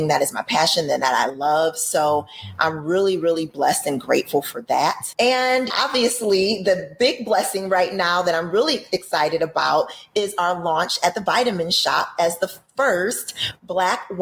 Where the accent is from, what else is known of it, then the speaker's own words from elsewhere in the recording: Detroit, Michigan, United States; moved away as an adult; now in Tysons, Virginia, United States; I'm originally from Michigan. I'm a Detroit girl